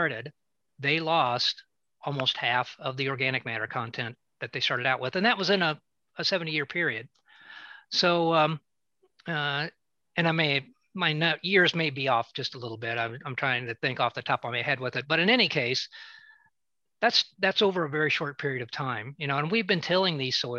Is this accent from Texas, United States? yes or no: no; Southern Mason County, Illinois, United States; where I grew up in Southern Mason County